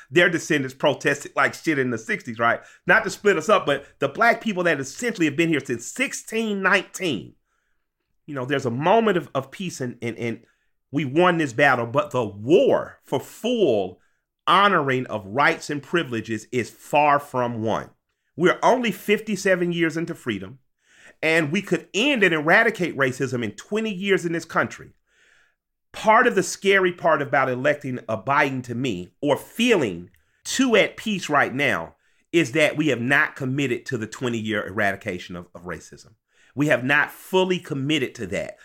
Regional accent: Atlanta, Georgia, United States; I grew up in Atlanta

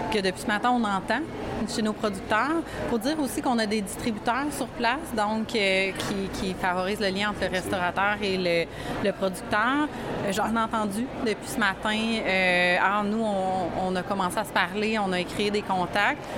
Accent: Sorel-Tracy, Quebec, Canada

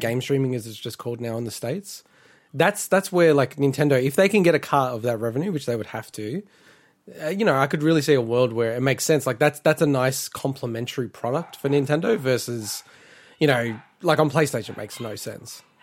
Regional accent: Victoria, Australia; moved away; in Victoria, my home state, not that I live there anymore.

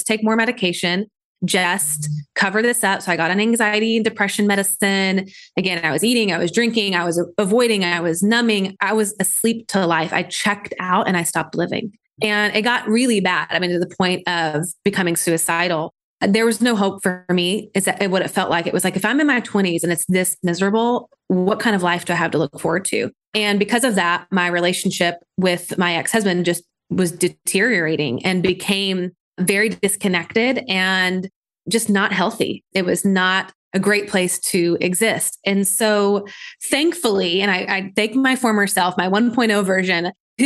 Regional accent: Nashville, Tennessee, United States; I'm from Nashville, Tennessee

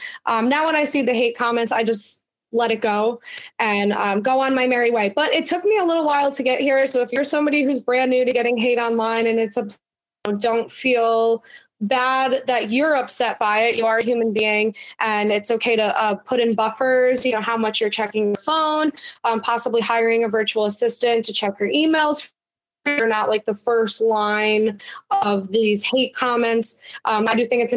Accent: Altamont, New York, United States; also born or lived in Voorheesville; I grew up in Altamont

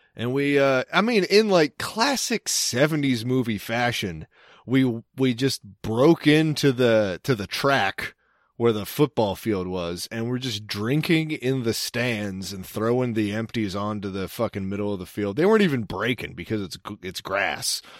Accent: Cecil County, Maryland, United States; I'm from Cecil County

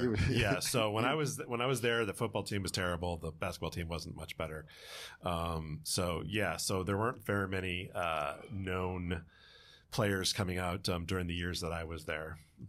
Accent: Farmington, Michigan, United States; moved away as an adult; now in California, United States; I grew up in Farmington.

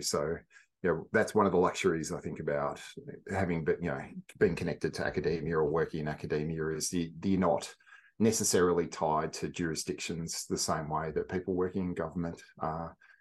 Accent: central western Victoria, Australia; I grew up in, I guess, central western Victoria and a few different places

